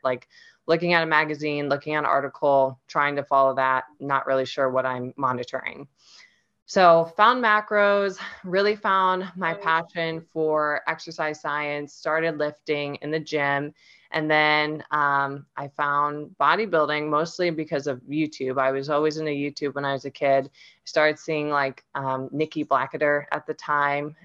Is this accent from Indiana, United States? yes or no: no; Ohio, United States; I'm originally from Ohio, and that's where I grew up